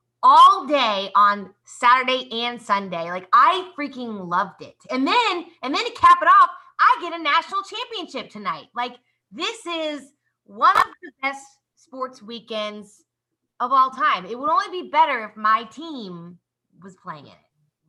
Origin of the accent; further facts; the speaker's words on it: Kansas City, Missouri, United States; and I grew up in Kansas City. So like ice and winter weather is like pretty typical stuff that like I just grew up with.